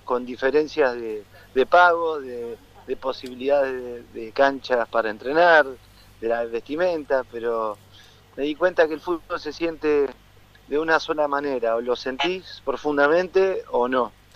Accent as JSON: {"language": "Spanish", "country": "Argentina", "moved": "as an adult", "said": "si salí de Argentina como salí en su momento de jugador es para tratar de estar lo más el, tiempo mayor posible fuera para bueno algún día regresaré a, mi país porque yo Argentina lo amo"}